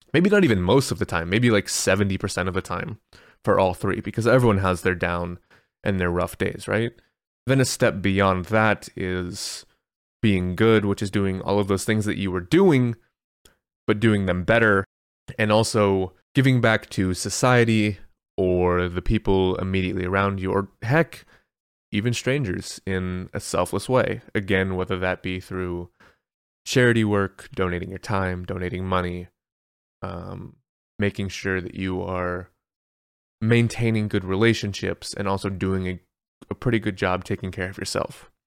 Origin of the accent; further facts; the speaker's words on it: United States; I'm American